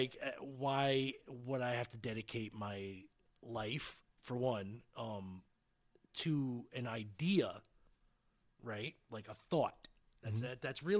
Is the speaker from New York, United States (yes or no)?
yes; Red Hook, New York, United States; And I grew up in Red Hook, and IBM owned that town.